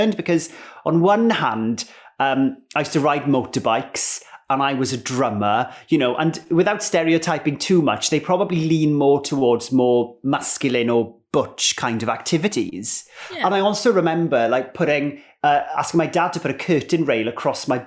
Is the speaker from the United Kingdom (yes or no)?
yes; Ammanford, Wales, United Kingdom; I grew up in Ammanford in southwest Wales.